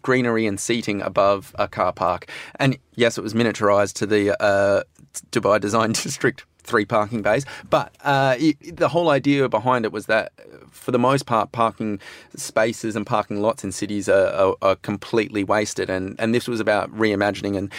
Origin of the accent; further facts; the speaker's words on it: Australia; as an Australian